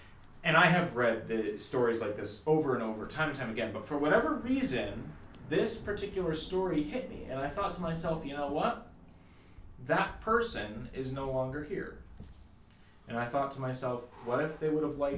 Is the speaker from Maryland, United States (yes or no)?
yes; Olney, Maryland, United States; I grew up in Maryland for the most part